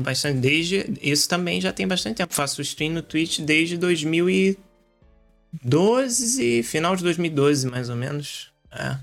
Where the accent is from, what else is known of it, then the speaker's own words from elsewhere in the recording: Rio de Janeiro, Brazil; now in Portugal; eu sou carioca